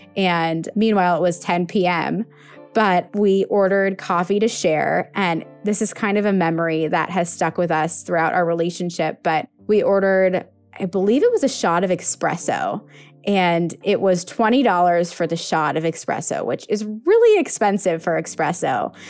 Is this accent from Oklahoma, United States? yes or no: no; Los Angeles, California, United States; I'm 28 years old from West Hills, California.